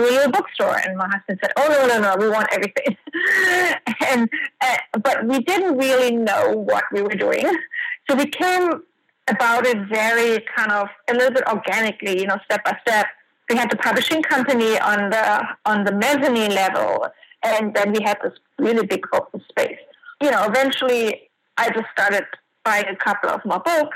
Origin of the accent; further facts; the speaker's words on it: Germany; moved away as an adult; also born or lived in France; now in New York, United States; I'm originally from Germany, worked in Art World, Sotheby's, and you know, a couple of museums